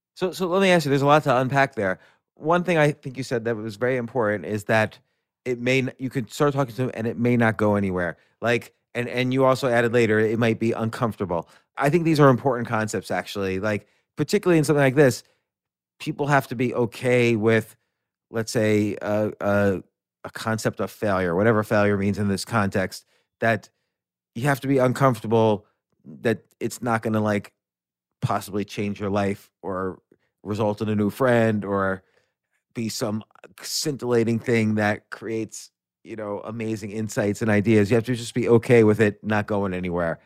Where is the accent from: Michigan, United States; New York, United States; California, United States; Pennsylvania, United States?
New York, United States; New York City; I was born in New York City, I grew up around there